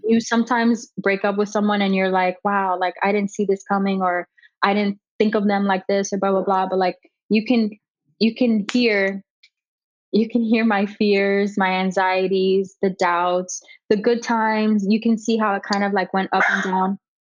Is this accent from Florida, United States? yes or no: yes; Miami, Florida, United States; born and raised in Miami. I've lived here my whole life